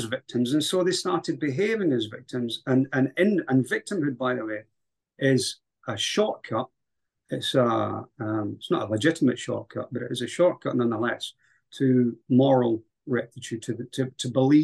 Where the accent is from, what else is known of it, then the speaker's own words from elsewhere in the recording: Scotland, United Kingdom; also born or lived in Highlands, Scotland / Central Belt, Scotland; my country